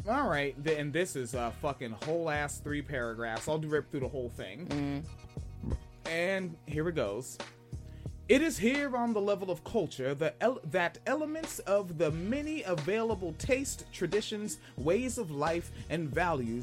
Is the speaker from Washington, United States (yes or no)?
yes; Spanaway, Washington, United States; moved away; also born or lived in Florida / Illinois / Michigan; growing up in Spanaway as a child, I lived around there was a lot of folks from Korea out there